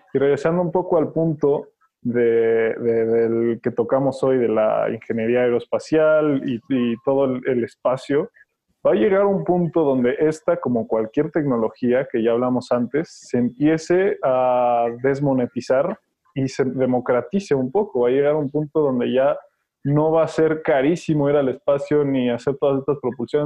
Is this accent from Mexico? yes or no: yes; Mexico; como mexicanos y como raza